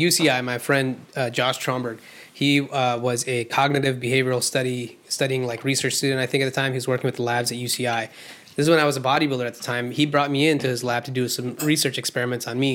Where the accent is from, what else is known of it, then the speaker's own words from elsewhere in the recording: India; moved away; I grew up in India